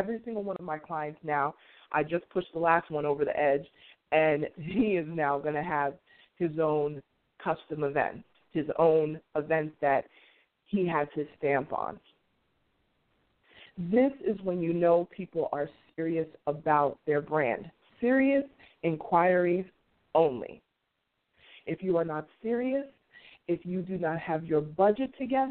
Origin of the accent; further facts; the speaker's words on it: New York City, New York, United States; moved away; my hometown, Queens, New York